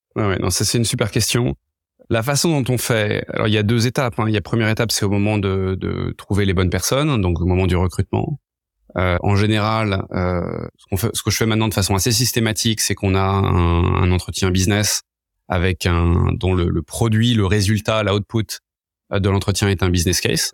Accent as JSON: {"language": "French", "town": "Paris", "region": "Île-de-France", "country": "France", "tie": "born or raised there", "moved": "as an adult", "lives_now": "San Francisco, United States", "said": "Je suis né euh, il y a quelques années à Paris. Euh, là maintenant ça fait dix ans que j'habite à San Francisco."}